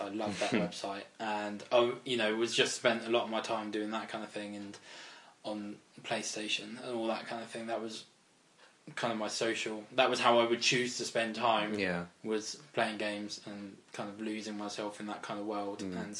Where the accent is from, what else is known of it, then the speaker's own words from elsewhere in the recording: Reading, South East England, United Kingdom; also born or lived in Farnborough, Kent; I was born in Farnborough in Kent. Oh, okay. But moved to Reading when I was about one.